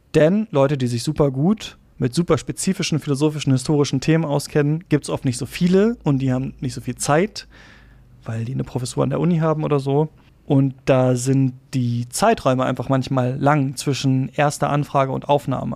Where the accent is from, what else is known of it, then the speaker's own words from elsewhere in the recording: Lower Saxony, Germany; also born or lived in Halle an der Saale, Saxony-Anhalt; bin ich in Niedersachsen aufgewachsen und zur Schule gegangen